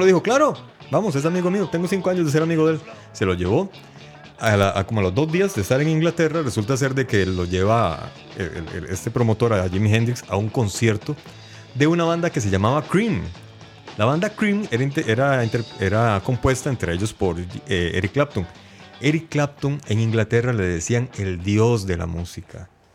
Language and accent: Spanish; Heredia, Costa Rica; Osman y yo somos de la Aurora de Heredia también